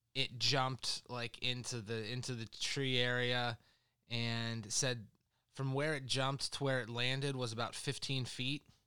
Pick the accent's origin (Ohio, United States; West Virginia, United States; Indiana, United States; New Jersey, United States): Indiana, United States; literally about ten miles from where I grew up in Indiana.